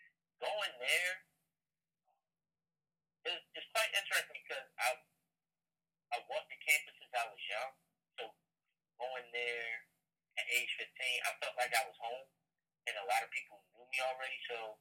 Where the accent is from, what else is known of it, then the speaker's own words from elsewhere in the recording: Chicago, Illinois, United States; born there; One, he was born in Chicago, just like I was born in Chicago.